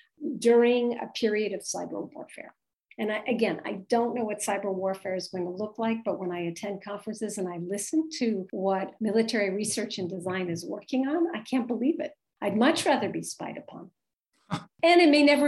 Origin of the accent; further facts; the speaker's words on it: United States; now in Paris, France; as an American living abroad